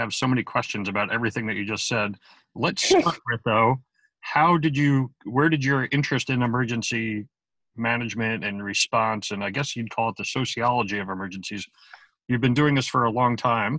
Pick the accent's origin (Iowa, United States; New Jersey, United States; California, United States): New Jersey, United States; Ramsey; I've spent 30 years in the volunteer fire rescue service in my hometown of Ramsey, New Jersey